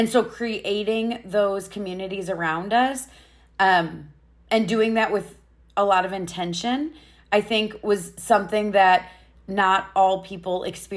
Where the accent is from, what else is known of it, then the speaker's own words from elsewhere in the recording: Iowa, United States; also born or lived in Chicago, Illinois; I was born in Chicago, but when we were about 3, we moved to Iowa, and I was raised in a small, not super small, not big, medium-ish town in Iowa